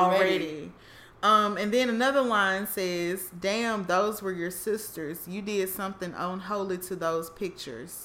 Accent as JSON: {"language": "English", "region": "Mississippi", "country": "United States", "said": "I'm from Mississippi"}